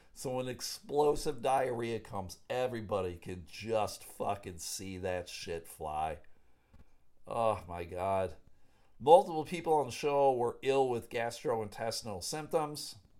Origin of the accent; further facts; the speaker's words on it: Clarence, New York, United States; now in Michigan, United States; Grew up in Buffalo. Big Bills fan